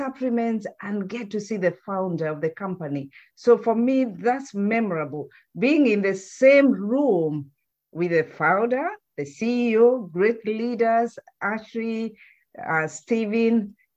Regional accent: Kenya; moved away; we come from Kenya

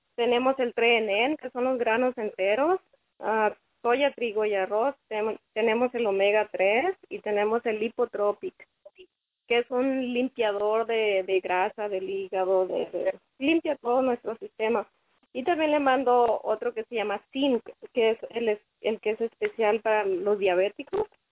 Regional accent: Culiacán, Sinaloa, Mexico; moved away; yo soy de Sinaloa, de Culiacán

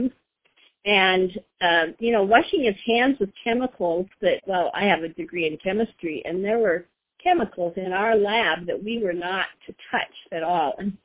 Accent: Oregon, United States; I'm from Oregon, and we have been in NeoLife for a little over 40 years now

